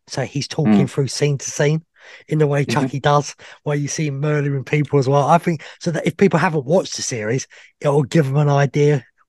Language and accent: English; England, United Kingdom; I'm English.